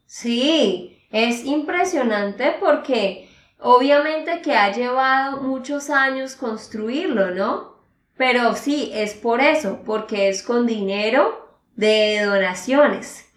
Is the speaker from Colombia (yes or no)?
yes; Santander, Colombia; de Santander, Colombia